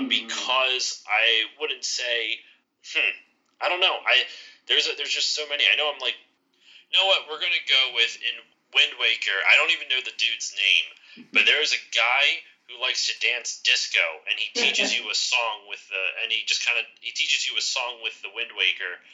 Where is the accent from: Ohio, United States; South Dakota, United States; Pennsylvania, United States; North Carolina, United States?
Pennsylvania, United States; Philadelphia area; I'm from the Philly area. I'm over on the East Coast near Philly.